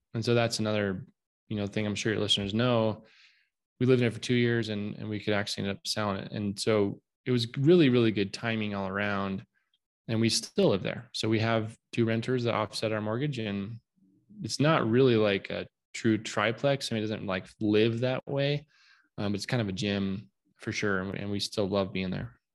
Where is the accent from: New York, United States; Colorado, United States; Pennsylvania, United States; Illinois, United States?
Colorado, United States; Southwest; moved away; I'm from Southwest Colorado. In fact, uh, I live here now again